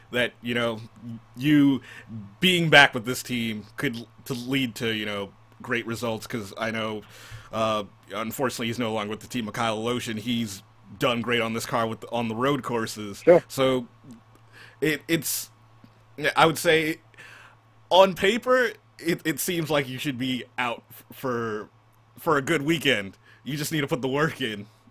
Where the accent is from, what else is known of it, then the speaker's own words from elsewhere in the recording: New York City, New York, United States; I'm I'm from New York. I'm from New York City